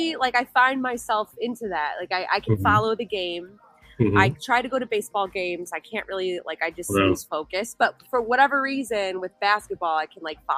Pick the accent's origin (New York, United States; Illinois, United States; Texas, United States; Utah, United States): Illinois, United States; Chicago; every year of my life, I've trudged through the winter and I hate it.